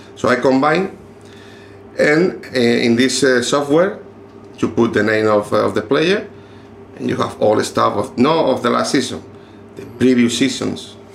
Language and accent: English; Murcia, Region of Murcia, Spain; English is a second language; moved away as an adult; now in Netherlands; I am from Murcia